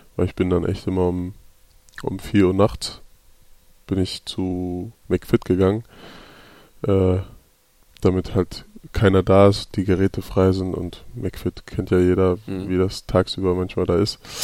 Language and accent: German; Hamburg, Germany; moved away as an adult; ich bin auf jeden Fall ein Hamburger Jung. Äh, ich bin da geboren, bin da aufgewachsen